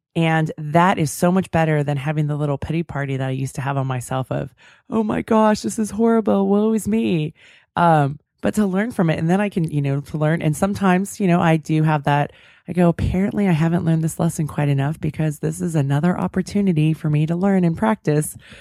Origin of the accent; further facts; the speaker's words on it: California, United States; I'm from California